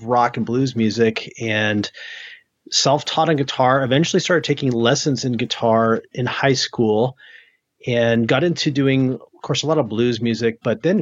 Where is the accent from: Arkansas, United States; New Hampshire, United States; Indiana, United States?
New Hampshire, United States; moved away; also born or lived in Maine; I grew up in the Northeast in New England, in New Hampshire, in Maine